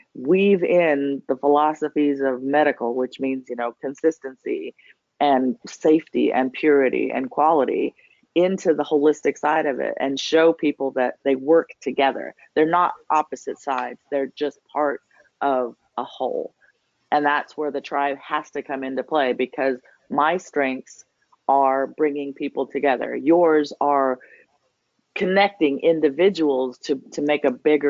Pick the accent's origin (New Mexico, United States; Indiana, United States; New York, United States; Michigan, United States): New Mexico, United States; moved away as an adult; also born or lived in Washington, D.C.; now in Georgia, United States; I'm from New Mexico.